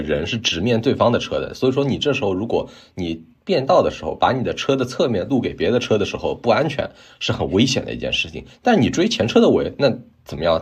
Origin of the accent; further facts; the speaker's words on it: China; now in Canada; 我们中国人